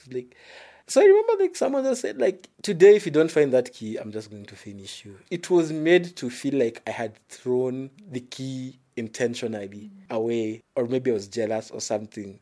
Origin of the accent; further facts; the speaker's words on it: Nairobi, Kenya; I was from the Eastlands, literally from the ghetto